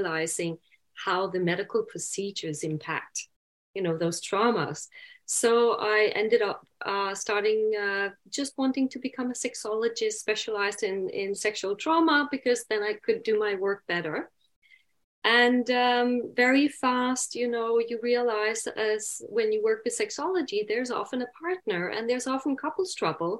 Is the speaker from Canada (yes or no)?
no; Denmark